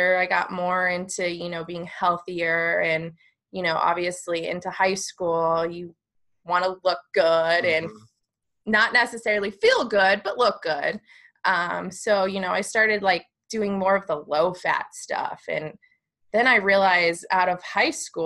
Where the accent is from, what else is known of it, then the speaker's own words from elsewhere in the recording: Park City, Utah, United States; also born or lived in Arizona; So I grew up in Park City, Utah. We moved there from Arizona when I was about 10. So I've spent the majority of my life in Park City